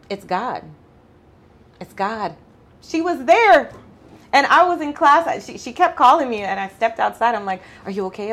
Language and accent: English; Mandeville, Manchester, Jamaica; also born or lived in Kingston, Jamaica; now in Houston, United States; I was born in Kingston and raised in Mandeville